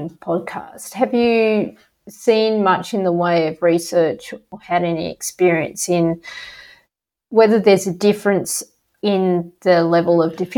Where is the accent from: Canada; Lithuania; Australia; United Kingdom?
Australia; I come from Australia